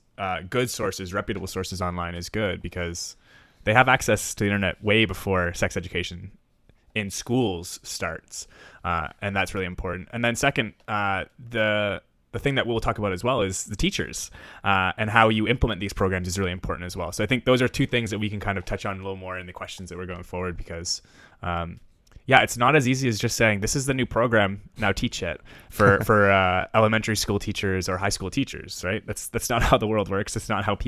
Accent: Ontario, Canada; I'm from Ontario

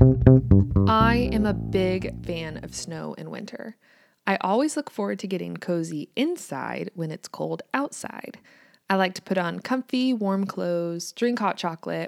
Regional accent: United States; also born or lived in Kansas

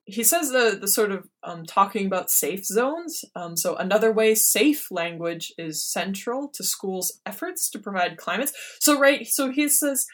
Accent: Minnesota, United States; I grew up in Minnesota.

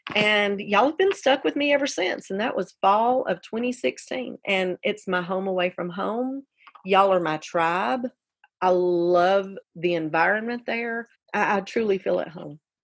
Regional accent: Carbon Hill, Alabama, United States; also born or lived in Graysville; I ended up growing up with my mother and her parents in Carbon Hill.

